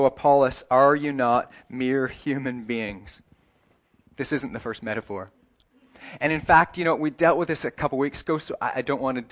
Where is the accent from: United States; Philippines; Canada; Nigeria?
Canada; moved away; if you go to my hometown, it doesn't matter what anyone was, what any job they do, if you ask them what kind of town this is, they say, this is a hockey town. That's in Canada